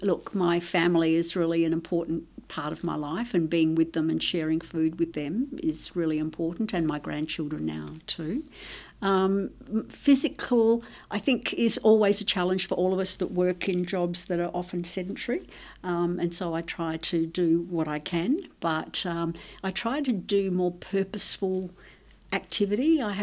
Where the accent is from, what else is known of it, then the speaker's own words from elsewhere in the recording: Tuscany, Italy; born there; My background's Italian, so I was born in Italy, in Tuscany, actually.